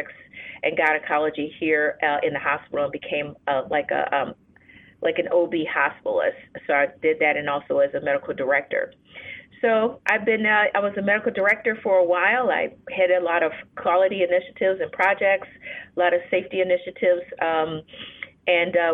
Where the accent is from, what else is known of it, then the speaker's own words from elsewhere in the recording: Chicago, Illinois, United States; also born or lived in New Orleans, Louisiana; I am a native Chicagoan. So I'm from Chicago